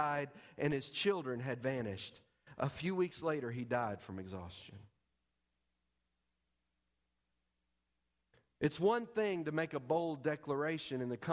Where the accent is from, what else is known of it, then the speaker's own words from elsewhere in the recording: United States; I am an American. I am an American, but I am a Christian before I'm an American